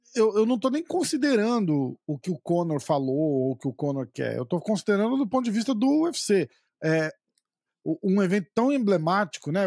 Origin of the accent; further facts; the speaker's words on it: Brazil; a gente é brasileiro